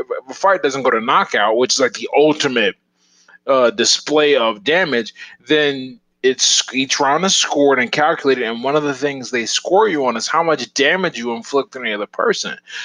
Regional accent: Pittsburgh, Pennsylvania, United States; Born and raised here. I was born in the Hill District, and then I moved to Northview Heights.

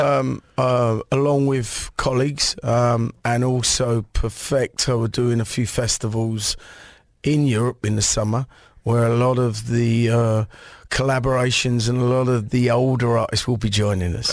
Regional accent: England, United Kingdom; growing up in England

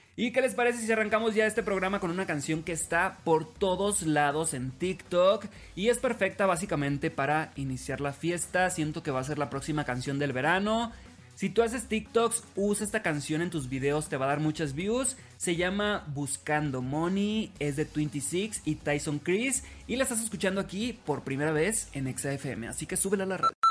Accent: Los Mochis, Sinaloa, Mexico; now in Mexico City, Mexico; soy originario de Los Mochis, Sinaloa, transmitiendo desde la Ciudad de México

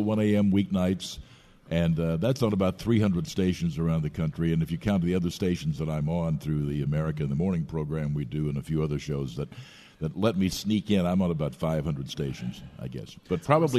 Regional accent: Lebanon, Missouri, United States; my hometown, Lebanon, Missouri

